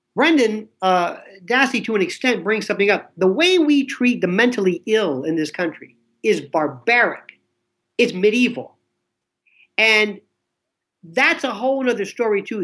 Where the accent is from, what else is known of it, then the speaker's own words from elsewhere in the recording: Florida, United States; I'm from Florida, not Florida, Florida